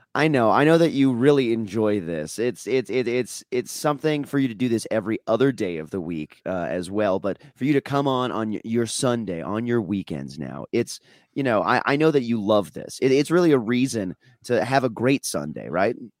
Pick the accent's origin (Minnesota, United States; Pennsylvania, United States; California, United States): Minnesota, United States; I'm from Minnesota